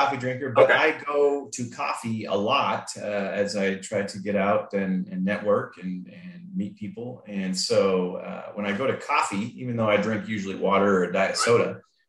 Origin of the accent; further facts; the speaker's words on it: Salt Lake City, Utah, United States; now in Nolensville, United States; I'm from Salt Lake City originally, Utah.